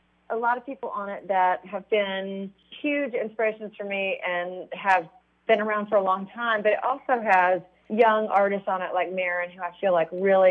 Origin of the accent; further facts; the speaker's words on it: Missouri, United States; I'm from Missouri